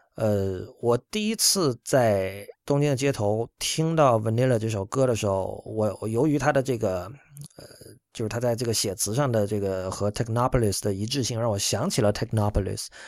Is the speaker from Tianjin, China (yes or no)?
no; Shenzhen, Guangdong, China; moved away; 我在深圳长大